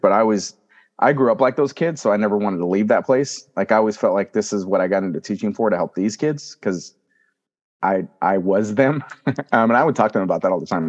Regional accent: Fresno, California, United States; also born or lived in Selma, California; I'm born and raised in Fresno, California.

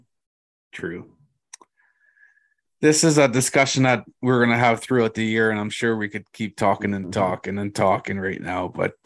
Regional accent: Moose Cree, Ontario, Canada; I'm from Moose Cree. It's my home res.

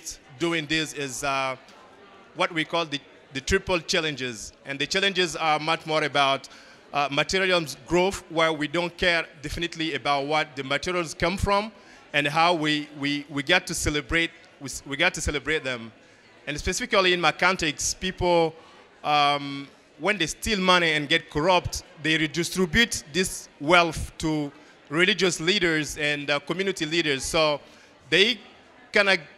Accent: Mali; now in Bamako, Mali; Growing up in Mali, one of the poorest countries in Africa and in the world, of course, and rural area

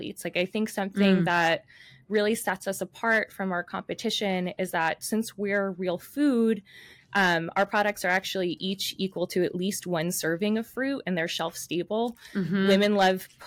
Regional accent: New York City, New York, United States; I grew up in New York City

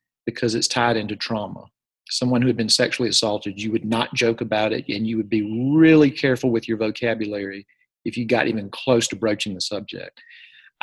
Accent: Jackson, Mississippi, United States; I'm from Jackson, Mississippi

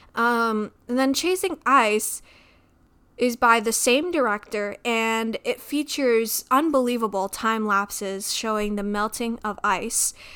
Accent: Midwest, United States; I grew up in the Midwest

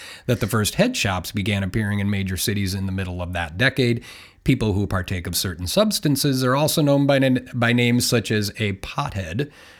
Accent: Aberdeen, South Dakota, United States; I grew up in Aberdeen, South Dakota

